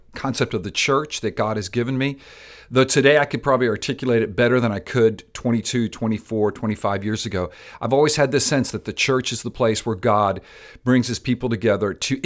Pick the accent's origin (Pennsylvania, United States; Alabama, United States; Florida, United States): Florida, United States; Miami; I'm Cuban-American. I grew up in Miami, Florida, and love that city. And about 22 years ago, the Lord brought me back to Miami to plant a church, Palm Vista Community Church